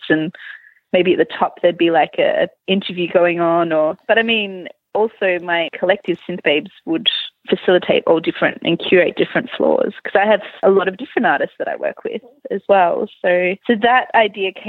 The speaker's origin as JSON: {"language": "English", "town": "Melbourne", "region": "Victoria", "country": "Australia", "moved": "yes", "lives_now": "Malmö, Sweden", "said": "I'm originally from Melbourne in Australia"}